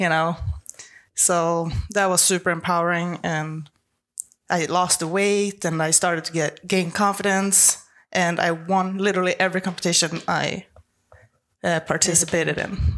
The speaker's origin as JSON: {"language": "English", "country": "Sweden", "also_born_or_lived": "Los Angeles, United States", "second_language": "English", "moved": "as an adult", "lives_now": "Florida, United States", "said": "I'm originally from Sweden, but I've lived in Florida for the past seven years"}